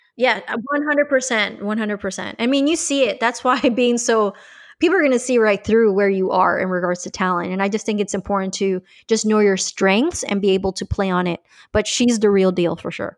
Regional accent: Colombia; now in Miami, United States; I'm originally from Columbia, so I'm bilingual.

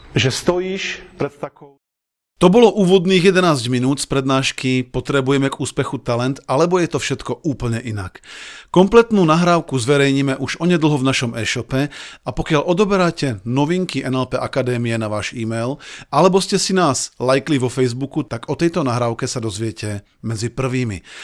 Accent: Slovakia; sme tu Slováci sami

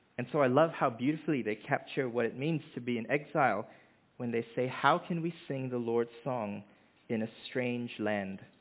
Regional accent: Malaysia; moved away as an adult; also born or lived in Hamilton, New Zealand; now in Dunedin, New Zealand; I was born in Hamilton, um, where our family lived for the first three years of my life before we moved back to Malaysia, and that's where I grew up

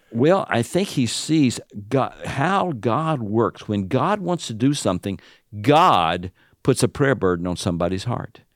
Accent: the South, United States; accent: Southern; now in Illinois, United States; my Southern accent

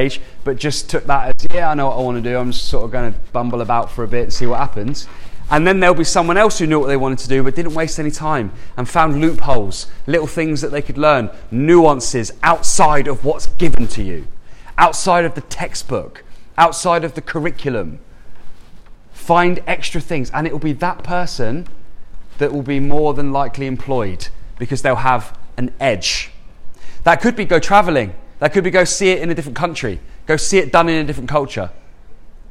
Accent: Andover, South East England, United Kingdom; I'm like born and raised in Andover, just down the road.

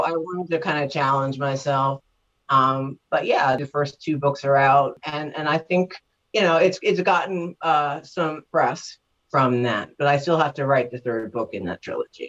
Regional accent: New York, United States; I lived in Manhattan for a couple years and I grew up in New York

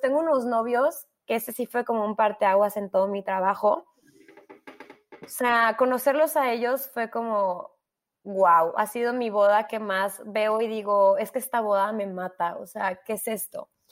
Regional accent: Mexico; also born or lived in London; nosotros como mexicanos

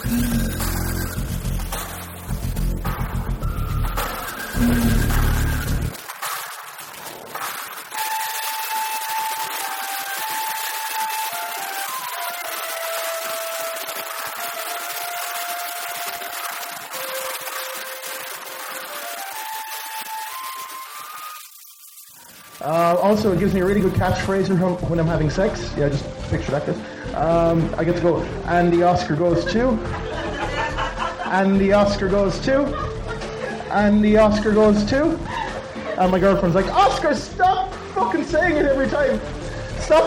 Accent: Ireland; now in Bratislava, Slovakia; I live in Bratislava. I'm from Ireland

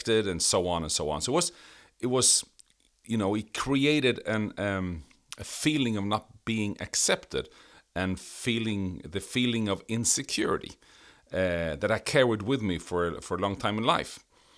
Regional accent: Sweden; English is a second language; My background is I grew up in Sweden.

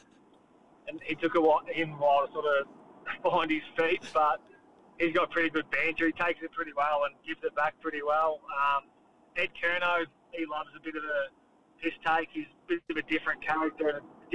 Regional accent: Victoria, Australia; moved away as an adult; also born or lived in Sydney; I'm from Victoria

